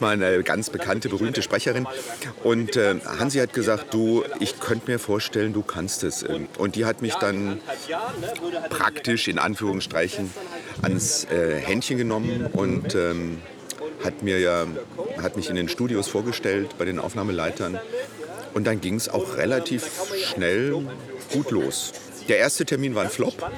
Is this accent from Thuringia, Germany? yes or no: no; Essen, North Rhine-Westphalia, Germany; moved away as an adult; also born or lived in Hannover / Berlin; now in Munich, Germany; Ich bin gebürtiger Essener. Ich oh. bin hier in Rüttenscheid äh, geboren ja. und äh, Rellinghausen Stadtwald aufgewachsen